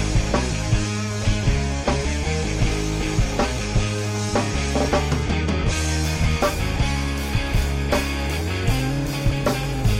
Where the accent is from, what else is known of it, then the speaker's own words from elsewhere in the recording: Florida, United States; I'm from Florida.